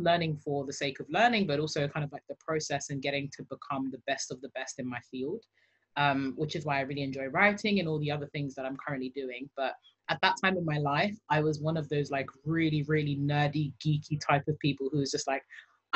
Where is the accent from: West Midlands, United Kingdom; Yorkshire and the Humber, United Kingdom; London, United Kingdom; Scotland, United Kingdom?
London, United Kingdom; accent: British; I grew born and raised in London